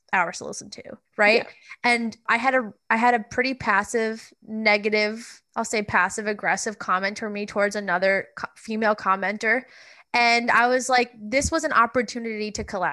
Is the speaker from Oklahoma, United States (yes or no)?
no; Long Island, New York, United States; I'm from Long Island, so obviously very much closer to New York